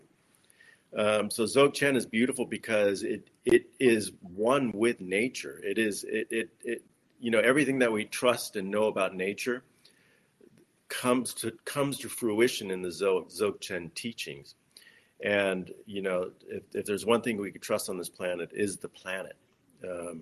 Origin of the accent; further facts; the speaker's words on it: Los Angeles, California, United States; I grew up in Los Angeles